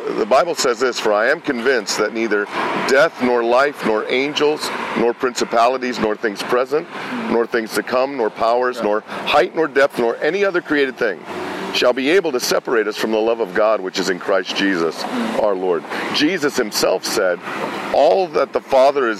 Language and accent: English; California, United States; also born or lived in Pennsylvania; We moved from Pennsylvania to California